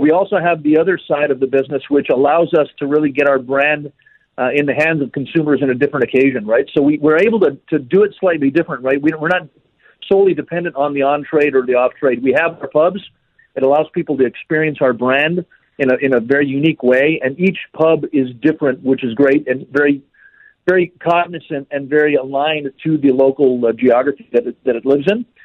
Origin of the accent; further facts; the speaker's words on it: El Paso, Texas, United States; back in my hometown of El Paso, Texas